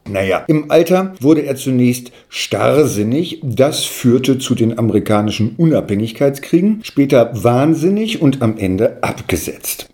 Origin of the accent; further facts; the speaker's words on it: Hanover, Lower Saxony, Germany; komme ich aus Hannover